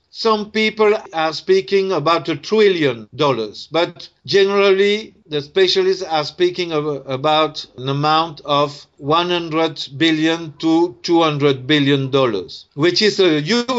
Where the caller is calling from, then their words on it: Tunisia; or here in Tunisia, because I am speaking from Tunisia now